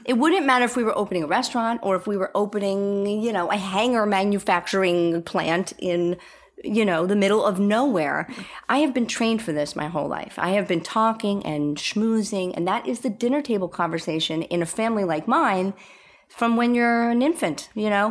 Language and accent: English; New York, United States; moved away; I'm a New Yorker